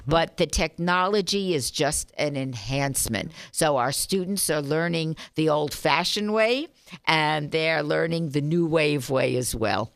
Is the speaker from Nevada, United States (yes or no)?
yes; Las Vegas, Nevada, United States; I grew up here, as you know. My family's been here fifty-five years